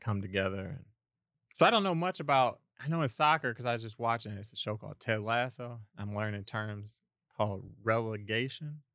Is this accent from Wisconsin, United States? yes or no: yes; Milwaukee, Wisconsin, United States; now in Las Vegas, United States; I'm from the Midwest, I'm from Milwaukee, Wisconsin.